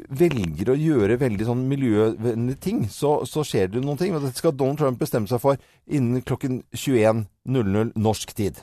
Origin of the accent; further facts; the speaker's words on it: Norway; Vi holder på her hjemme i Norge